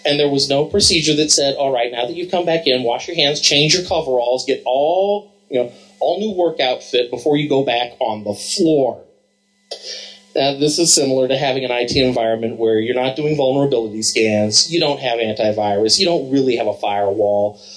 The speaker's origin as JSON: {"language": "English", "town": "Columbus", "region": "Ohio", "country": "United States", "said": "I'm from Columbus, Ohio"}